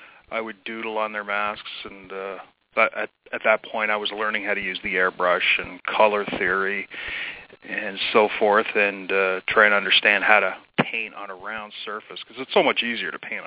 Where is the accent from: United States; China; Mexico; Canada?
Canada; Shelburne, Ontario; Yeah, well, where I grew up, it was like a small farming community